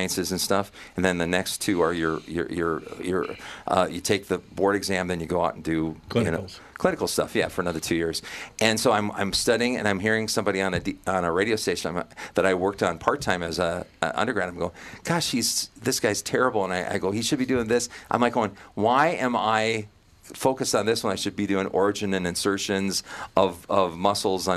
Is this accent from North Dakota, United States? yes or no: yes; Jamestown, North Dakota, United States; moved away; there was a famous disc jockey from my hometown